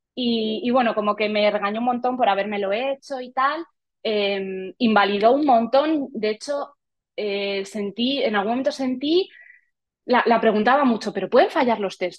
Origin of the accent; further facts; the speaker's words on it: Madrid, Community of Madrid, Spain; nací en Madrid y he vivido toda mi vida en Madrid